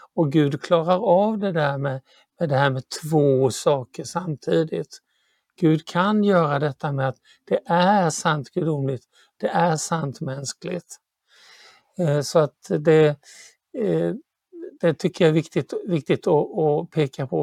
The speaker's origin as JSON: {"language": "Swedish", "country": "Sweden", "said": "jag är ju svensk"}